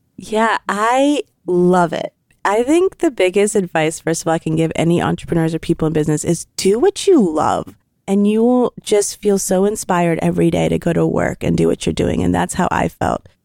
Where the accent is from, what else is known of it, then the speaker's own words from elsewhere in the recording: Lancaster, Pennsylvania, United States; also born or lived in India / Texas; I grew up in Texas till I was five and then came to Lancaster when I was six, and I've been here ever since.